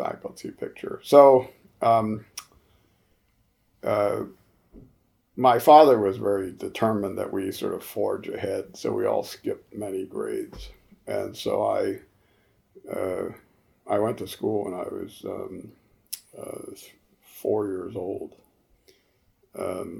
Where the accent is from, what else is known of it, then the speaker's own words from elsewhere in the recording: New Haven, Connecticut, United States; when I was growing up in New Haven, Connecticut